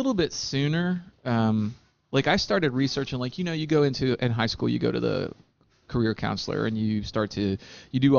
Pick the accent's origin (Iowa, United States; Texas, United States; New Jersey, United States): Texas, United States; San Antonio; Here in Texas Central, down in San Antonio.